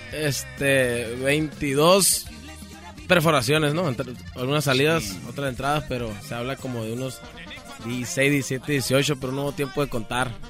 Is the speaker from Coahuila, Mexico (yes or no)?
no; Sonora, Mexico; also born or lived in Culiacán, Sinaloa; Yo nací en Culiacán, Sinaloa también, ah, pero soy criado en Sonora